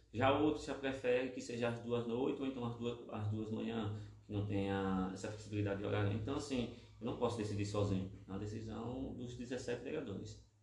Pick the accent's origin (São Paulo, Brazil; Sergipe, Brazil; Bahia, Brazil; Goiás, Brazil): Sergipe, Brazil; Lagarto; eu sou daqui do centro, aqui da Cidade Nova